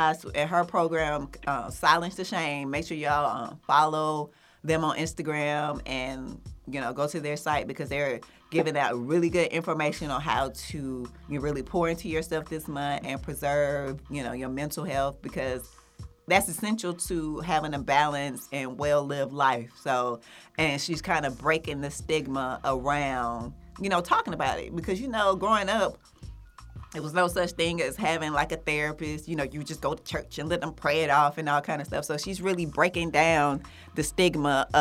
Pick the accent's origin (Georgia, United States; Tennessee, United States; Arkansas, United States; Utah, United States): Georgia, United States; Atlanta; I grew up in Atlanta